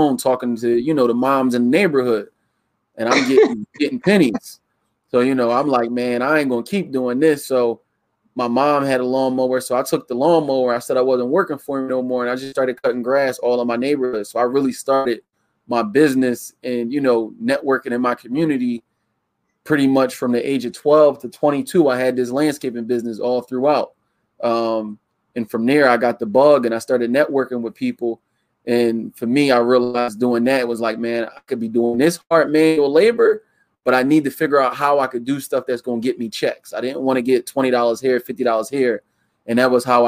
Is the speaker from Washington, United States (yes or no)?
no; Yeadon, Pennsylvania, United States; also born or lived in Philadelphia, Pennsylvania; Philadelphia, grew up in Yayton. So I'm a suburb city kid mixed in one